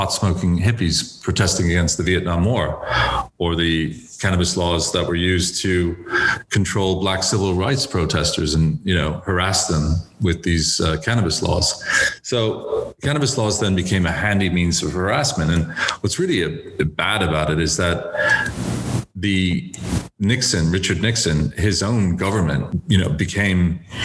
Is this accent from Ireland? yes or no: yes; Dublin, Leinster, Ireland; moved away as an adult; now in United States; I was educated in Dublin in secondary school, and I went to University College Dublin